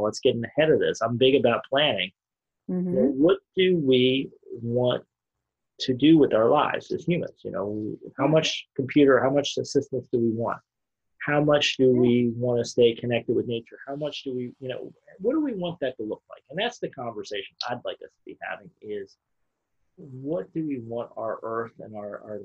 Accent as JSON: {"language": "English", "country": "United States", "said": "I'm sitting here as an American citizen"}